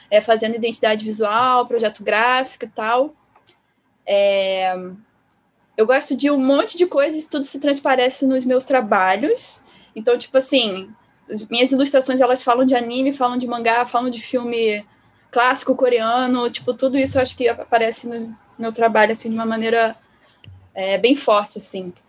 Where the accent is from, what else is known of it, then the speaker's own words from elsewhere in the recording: Rio de Janeiro, Brazil; É, eu sou carioca, nasci e vivo no Rio de Janeiro.